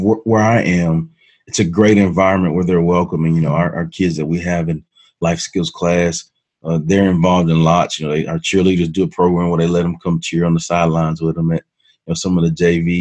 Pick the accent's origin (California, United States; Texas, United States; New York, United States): Texas, United States; Hearne; also born or lived in Dallas, Texas; Growing up in my family and in my hometown of Hearn, Texas